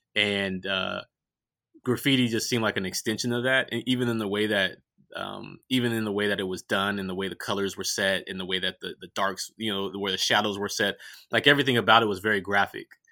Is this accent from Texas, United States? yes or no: no; Richmond, California, United States; I grew up in Richmond, California